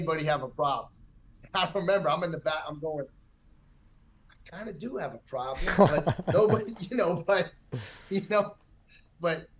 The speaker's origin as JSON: {"language": "English", "town": "New York City", "region": "New York", "country": "United States", "tie": "born or raised there", "said": "I'm born and raised in Manhattan."}